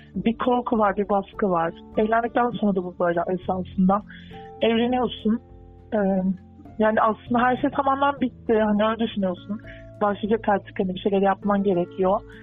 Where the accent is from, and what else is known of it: Turkey